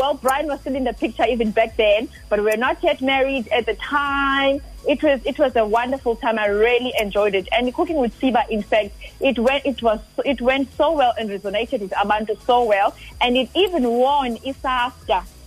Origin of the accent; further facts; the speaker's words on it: Mdantsane, Eastern Cape, South Africa; ndingwasemdantsane born and bred emdantsane